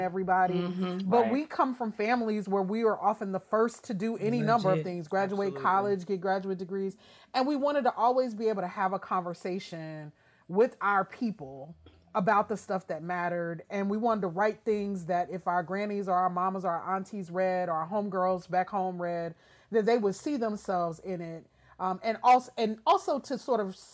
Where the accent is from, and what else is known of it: Shreveport, Louisiana, United States; born or raised there